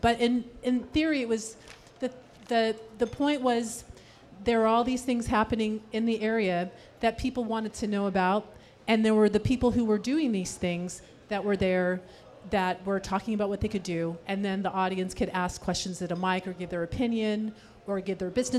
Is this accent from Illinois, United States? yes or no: no; Sacramento, California, United States; also born or lived in San Francisco; So I grew up here in Sacramento, in Carmichael